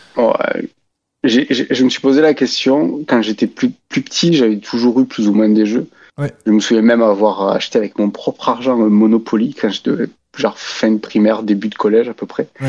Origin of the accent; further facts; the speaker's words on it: Albi, Occitania, France; Je viens du Tarn, d'Albi